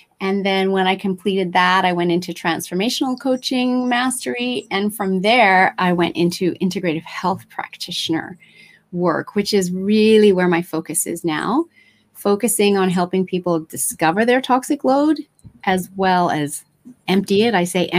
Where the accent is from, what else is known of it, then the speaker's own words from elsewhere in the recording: Japan; also born or lived in Australia; I'm originally Australian. I know I don't sound that way. I had the good fortune to be raised in Japan and go to the international schools in Japan and finish high school and university in Australia.